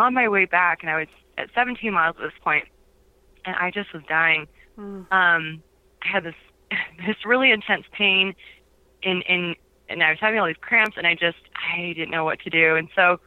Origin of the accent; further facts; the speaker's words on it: Ohio, United States; also born or lived in Washington, D.C. / Utah; now in Orem, United States; I grew up in Ohio, and I'm the youngest of six girls